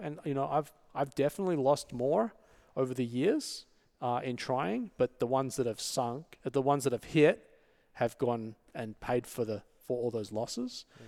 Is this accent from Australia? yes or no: yes; Sydney, New South Wales, Australia; moved away as an adult; now in Los Angeles, United States; I was born and raised in Sydney